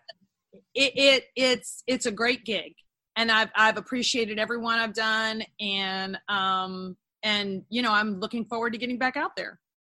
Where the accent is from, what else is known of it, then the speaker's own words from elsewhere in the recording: Texas, United States; also born or lived in Los Angeles, United States; I'm a Texan.